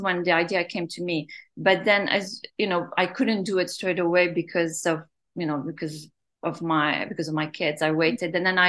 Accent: London, United Kingdom; moved away as an adult; also born or lived in Beirut, Lebanon; now in New York, United States; I was born in Beirut and I left when I was 6 years old and grew up actually in London

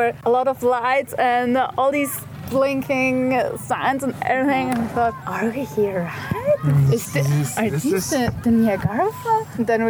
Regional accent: Switzerland; this is my boyfriend Nicholas, and we're from Switzerland.

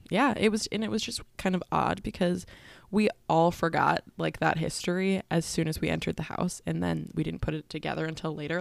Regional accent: San Diego, California, United States; I'm from the San Diego

